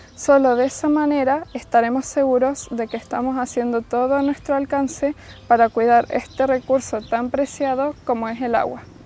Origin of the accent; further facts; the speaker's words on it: Argentina; como argentinos que somos